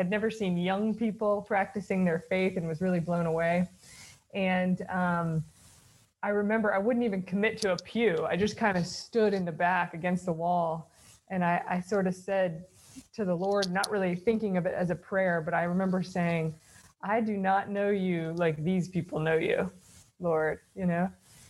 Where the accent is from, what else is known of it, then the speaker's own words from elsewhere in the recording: the South, United States; So I grew up in the South. I've lost my accent, you can hear, and in the Protestant South, and kind of grew up knowing my faith was important